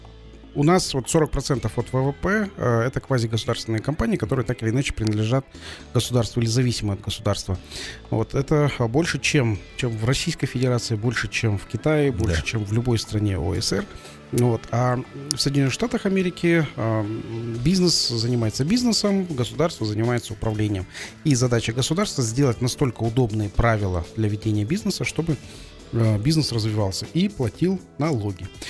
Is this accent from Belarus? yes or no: no; Kazakhstan